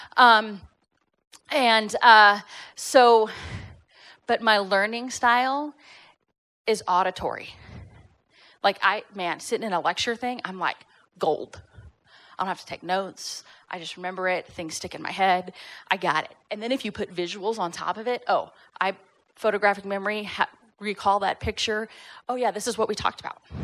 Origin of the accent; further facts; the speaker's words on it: Fort Worth, Texas, United States; moved away as an adult; also born or lived in Irvine, California / Northern California; now in Tyler, United States; born and raised in Texas, grew up at Fort Worth